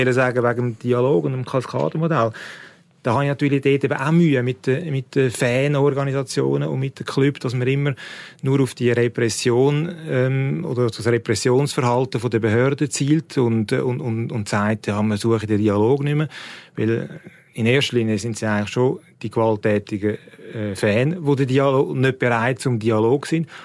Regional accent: Switzerland; bei uns in der Schweiz

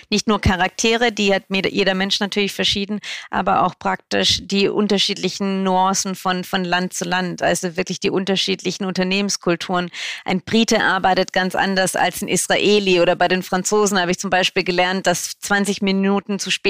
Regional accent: Baden-Württemberg, Germany; Ich komme ja aus dem Süden. Ich bin im Bodensee groß geworden

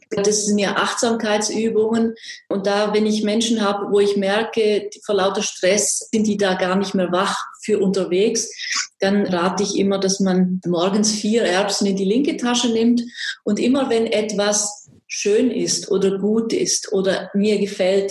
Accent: Graubünden, Switzerland; accent: Swiss; moved away as an adult; also born or lived in Swabia / Basel / Tübingen; now in Böblingen, Germany; Wie Sie an meiner Sprache hören, bin ich Schweizerin. Ich komme aus Graubünden in der Schweiz.

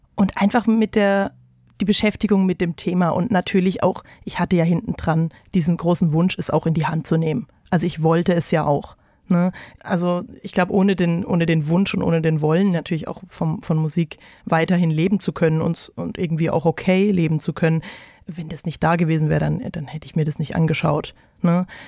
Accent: Bretten, Baden-Württemberg, Germany; now in Mainz, Germany; Ich komme ursprünglich aus dem Badischen in, in der Nähe von Karlsruhe, Bretten

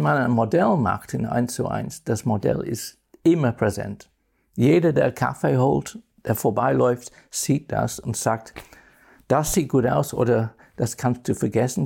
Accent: Northern England, United Kingdom; German is a second language; moved away; Nordengland, wo ich geboren bin

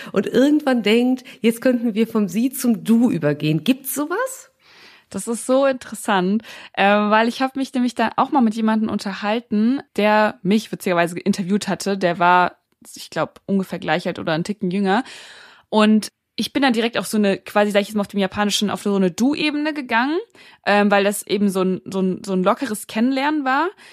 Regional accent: Frankfurt, Hesse, Germany; moved away as an adult; now in Berlin, Germany; Also ich bin in Deutschland beziehungsweise in Frankfurt geboren, ähm, bin dort auch aufgewachsen

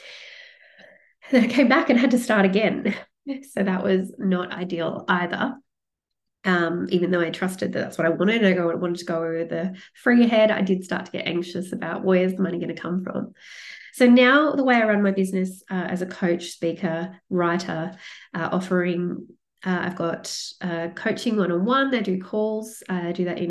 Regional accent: Sydney, New South Wales, Australia; moved away as an adult; now in Melbourne, Australia; I grew up in Sydney, but I moved to Melbourne

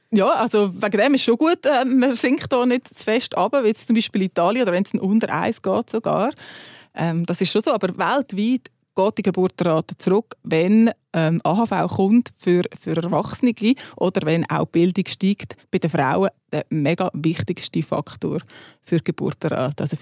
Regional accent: Switzerland

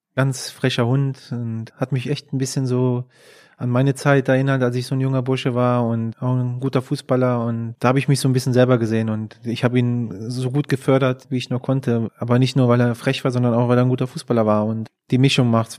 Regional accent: Würselen, North Rhine-Westphalia, Germany; ich bin ja in Aachen geboren, also vielmehr in Würselen, das ist ein Stadtteil von Aachen

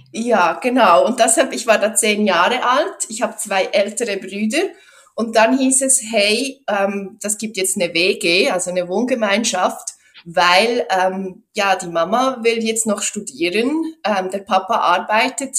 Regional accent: Switzerland; first language Swiss German; bei uns in der Schweiz

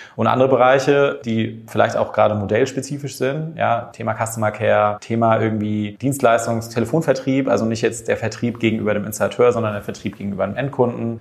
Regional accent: Germany; als Deutscher wächst ja auf

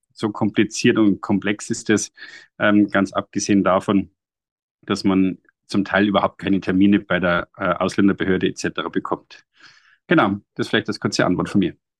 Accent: Bavaria, Germany; bei uns äh, in Bayern

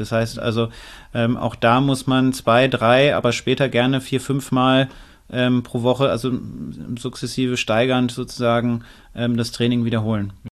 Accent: Northern Germany, Germany; also born or lived in Frankfurt; now in Klagenfurt, Austria; Ich bin eigentlich Norddeutscher, dann, das ist schon ein anderer Schnack, wie wir sagen

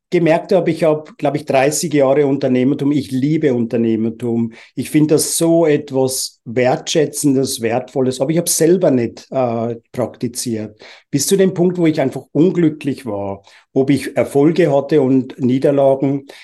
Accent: Uganda; also born or lived in England; now in Switzerland; Ich bin ursprünglich in England geboren, in Uganda, in Afrika aufgewachsen, ohne Spielsachen

